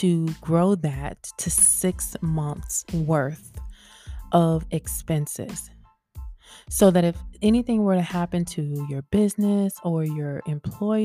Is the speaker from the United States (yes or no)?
yes; the South, United States; accent: southern; I'm from the South and sometimes my T's and TH's and all that stuff, they kind of get left off